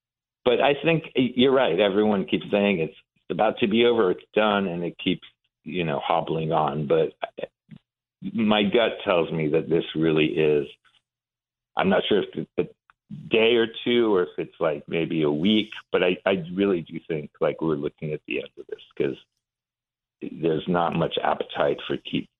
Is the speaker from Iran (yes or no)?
yes; Iran; moved away; So we came from Iran with my mom during the revolution in 79.